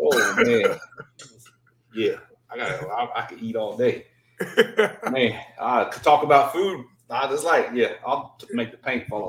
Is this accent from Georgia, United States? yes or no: yes; Southeast Georgia, United States; I fished my whole life myself growing up in Southeast Georgia.